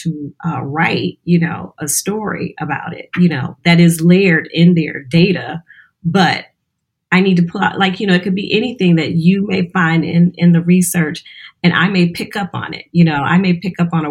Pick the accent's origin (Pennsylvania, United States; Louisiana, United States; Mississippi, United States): Louisiana, United States; now in Detroit, United States; I'm originally from Louisiana. I'm here in Detroit, but originally from Louisiana